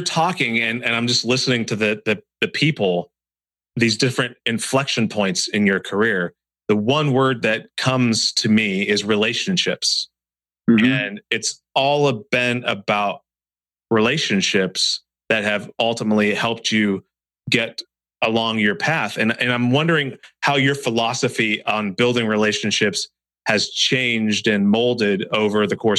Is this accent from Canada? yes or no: no; Ireland; because I'm Irish and I like as many as I can.